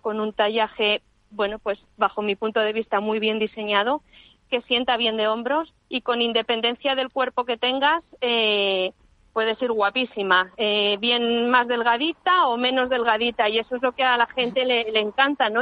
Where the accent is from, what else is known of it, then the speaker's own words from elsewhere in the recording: Toledo, Castilla-La Mancha, Spain; moved away; decidí volver a Toledo, de donde soy, y empezar allí de cero